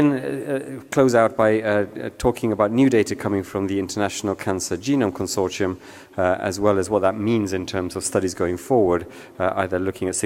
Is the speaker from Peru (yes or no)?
yes; Peru; now in United Kingdom; I'm from Peru